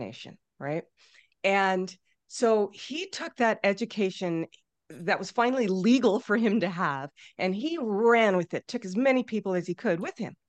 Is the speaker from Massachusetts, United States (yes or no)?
no; San Diego, California, United States; moved away as an adult; also born or lived in Minnesota; I grew up in San Diego